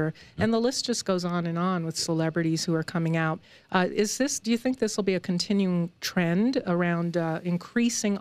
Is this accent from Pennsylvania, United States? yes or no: no; Long Island, New York, United States; moved away; I'm from New York, from Long Island, and would venture into the city, as we called it, the Big Apple, New York City, from Long Island on the train